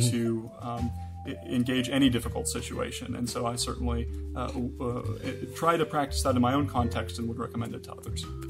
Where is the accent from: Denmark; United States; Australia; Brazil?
United States; Kansas; moved away; also born or lived in Cambridge, Massachusetts; I'm originally from Kansas in the United States